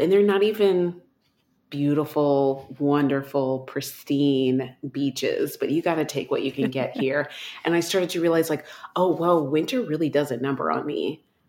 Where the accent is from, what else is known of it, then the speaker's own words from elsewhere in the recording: Texas, United States; moved away; I grew up in Texas